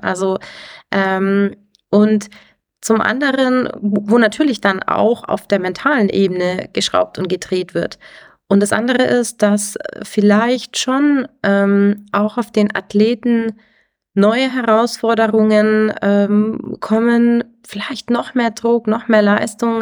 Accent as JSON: {"language": "German", "town": "Garmisch-Partenkirchen", "region": "Bavaria", "country": "Germany", "tie": "born or raised there", "said": "Ich komme aus dem Ski Freestyle, also bin ein Kind der Berge, bin ja hier aufgewachsen"}